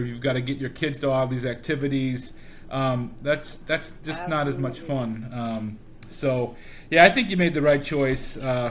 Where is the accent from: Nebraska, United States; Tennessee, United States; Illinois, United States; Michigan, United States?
Illinois, United States; Chicago; now in Houston, United States; I'm originally from Chicago